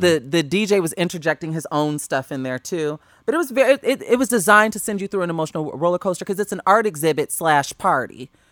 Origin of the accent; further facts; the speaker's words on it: Homewood, Illinois, United States; moved away as an adult; also born or lived in Los Angeles; I am from the South Burbs. I am from Homewood.